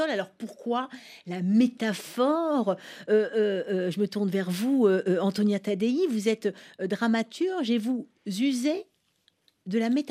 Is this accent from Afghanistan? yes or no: yes; Kabul, Afghanistan; born there; Pour moi, je suis née à Kaboul en Afghanistan, donc ce n'est pas le même rapport avec le sol qu'on a ici.